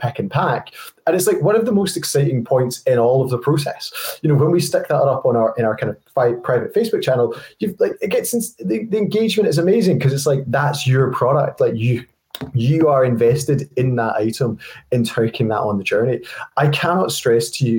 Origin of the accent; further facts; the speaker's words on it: Scotland, United Kingdom; I'm a Scottish guy